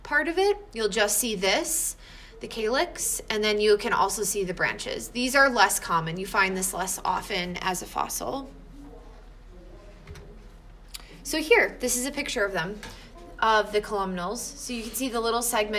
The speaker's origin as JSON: {"language": "English", "region": "Wisconsin", "country": "United States", "tie": "born or raised there", "said": "where I grew up in Wisconsin, in the limestones."}